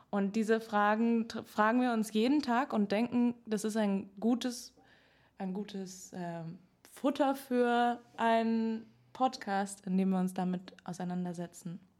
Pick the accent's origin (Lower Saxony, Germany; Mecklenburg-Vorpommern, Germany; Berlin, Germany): Berlin, Germany; Ja, ich komme aus einem ähm, Musikerhaushalt. Ich bin in Berlin aufgewachsen